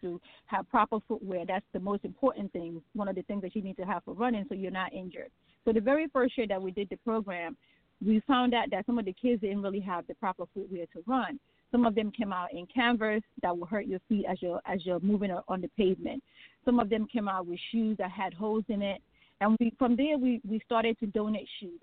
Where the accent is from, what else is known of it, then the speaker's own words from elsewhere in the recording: Nigeria; also born or lived in Wilmington, Delaware; now in United States; I am originally from Nigeria. that is my homeland.